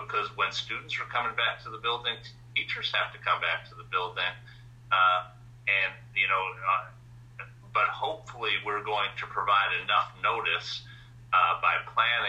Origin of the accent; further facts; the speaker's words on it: New York, United States; I grew up in New York